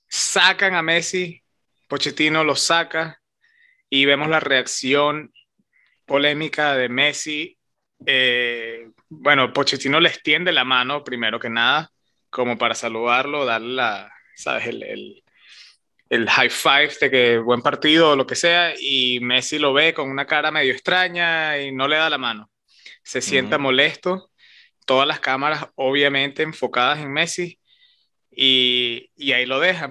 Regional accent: Venezuela; nosotros somos venezolanos

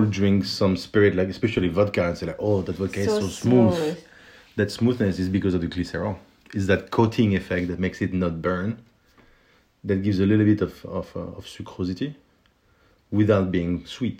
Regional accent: France; accent: French; my French accent

